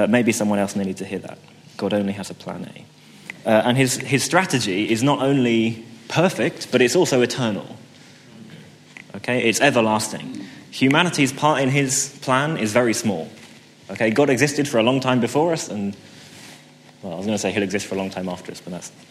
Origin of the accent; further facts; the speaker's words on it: St Albans, East of England, United Kingdom; As I was growing up in St. Albans, the pastor of my church back then